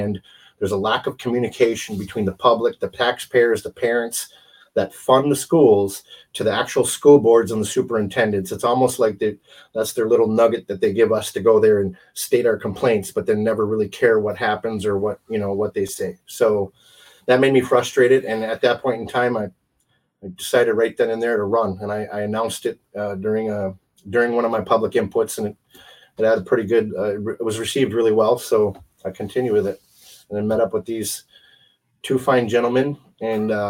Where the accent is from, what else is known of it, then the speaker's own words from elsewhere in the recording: Wisconsin, United States; moved away as an adult; also born or lived in Arizona; I'm originally from Wisconsin. So we moved back up here